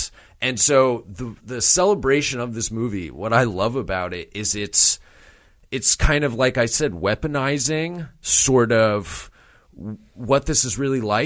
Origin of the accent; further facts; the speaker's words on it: New Jersey, United States; I'm from New Jersey